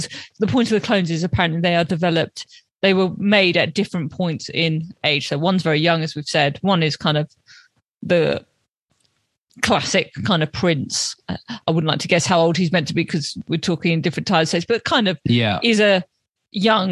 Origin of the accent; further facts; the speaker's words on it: London, United Kingdom; as a Londoner